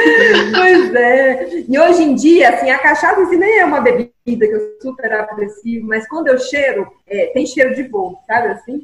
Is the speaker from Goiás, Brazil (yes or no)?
yes; Mineiros, Goiás, Brazil; moved away; eu sou mineirense, estou aqui novamente na terra natal depois de muito tempo